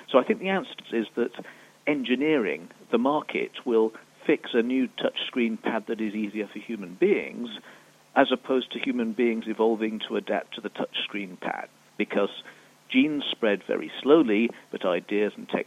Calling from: Switzerland; Hello, Naked Scientists. … from Switzerland, and I was wondering about human microevolution.

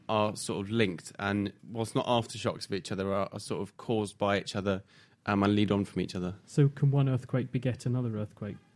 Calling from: Cambridge, East of England, United Kingdom; from Cambridge.

